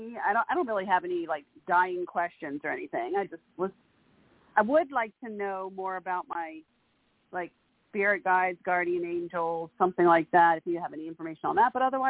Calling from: Bel Air, Maryland, United States; Bel Air, Maryland.

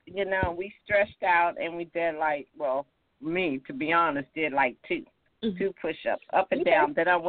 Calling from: North Carolina, United States; calling from North Carolina.

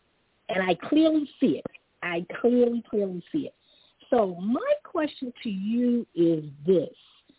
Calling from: New York City, New York, United States; I'm calling from New York City.

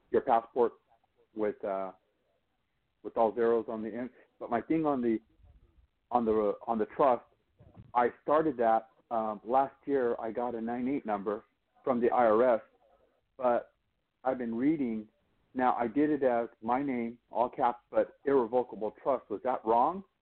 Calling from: Monterey, California, United States; I'm calling from I'm calling from Monterey, California.

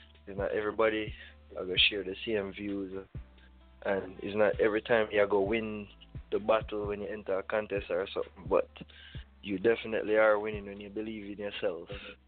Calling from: Staten Island, New York, United States; I'm calling from Staten Island, New York.

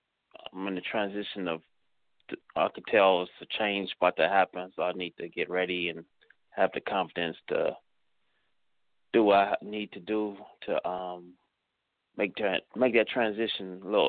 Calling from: Cleveland, Ohio, United States; Calling from Cleveland.

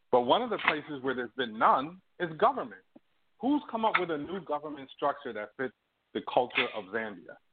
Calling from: Toronto, Ontario, Canada; I'm calling you from Toronto, but I'm an African American person.

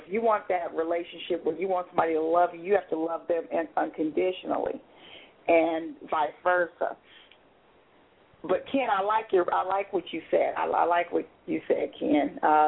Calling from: Ontario, Canada; Hi. This is …. I'm calling from Ontario.

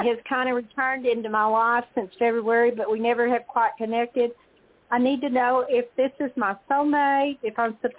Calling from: Texas, United States; I'm calling from Texas.

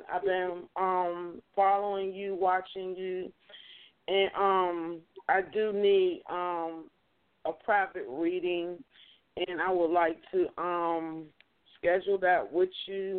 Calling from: Pittsburgh, Pennsylvania, United States; I'm calling from Pittsburgh.

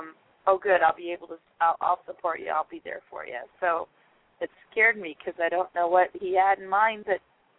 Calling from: Idaho, United States; from Idaho.

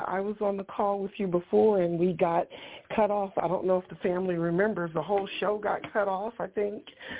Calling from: Ohio, United States

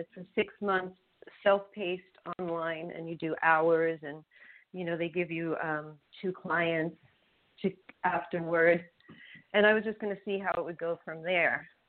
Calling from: Los Angeles, California, United States; I'm calling from Hollywood.

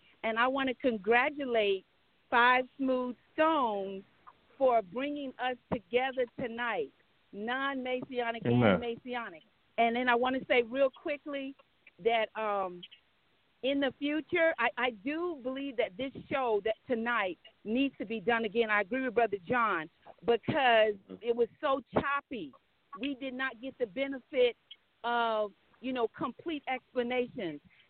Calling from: Anchorage, Alaska, United States; I am actually calling from Anchorage, Alaska.

